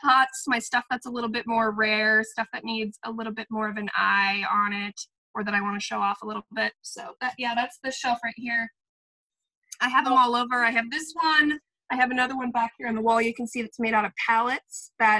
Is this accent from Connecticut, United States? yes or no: no; California, United States; now in Minnesota, United States; I'm from California